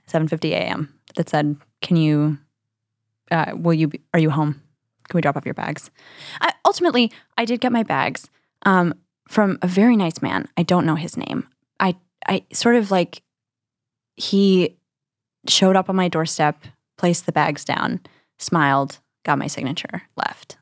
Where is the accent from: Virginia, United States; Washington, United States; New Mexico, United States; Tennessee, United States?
New Mexico, United States; now in New York, United States; I'm from New Mexico.